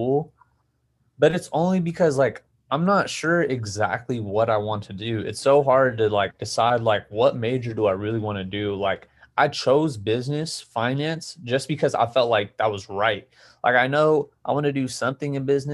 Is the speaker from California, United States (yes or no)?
yes; Yuba, California, United States; it was my hometown